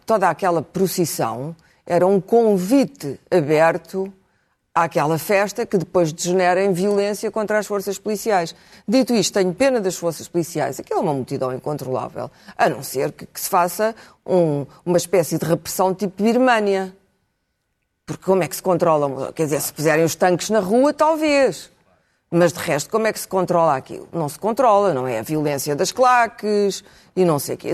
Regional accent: Portugal; enquanto portuguesa

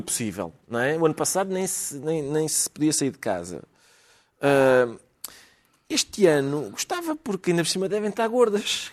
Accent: Portugal; somos portugueses

